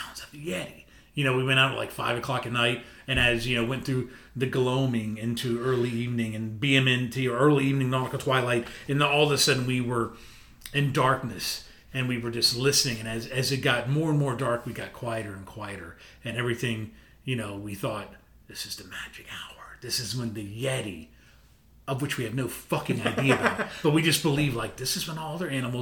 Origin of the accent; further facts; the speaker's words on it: Northern Virginia, United States; I grew up in Northern Virginia